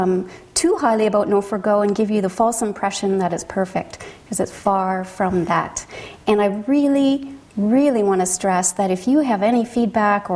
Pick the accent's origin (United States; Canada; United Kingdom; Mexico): Canada; London, Ontario; I'm from Canada, from Ontario, from the City of London, where we have a Piccadilly Street and a Thames River